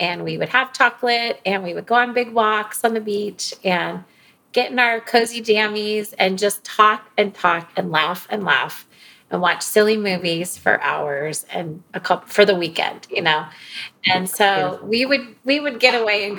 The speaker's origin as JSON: {"language": "English", "town": "Anchorage", "region": "Alaska", "country": "United States", "tie": "born or raised there", "said": "I was born and raised in Anchorage."}